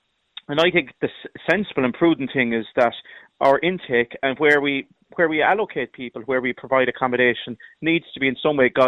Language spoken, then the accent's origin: English; Meelic, Munster, Ireland; Well, look, I'm from Meelic, where Knocklasheen, I think everyone in the country has heard of that in recent weeks.